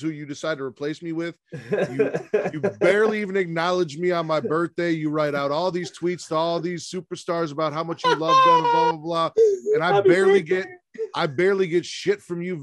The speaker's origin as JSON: {"language": "English", "town": "Chicago", "region": "Illinois", "country": "United States", "tie": "born or raised there", "said": "my hometown, Chicago"}